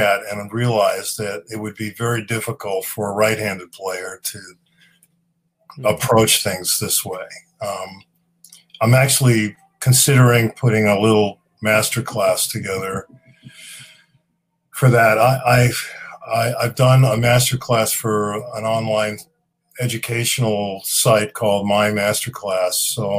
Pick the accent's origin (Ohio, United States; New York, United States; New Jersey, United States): New York, United States; Long Island; also born or lived in The Bronx, New York; I was born there. Yep. And I grew up out on Long Island.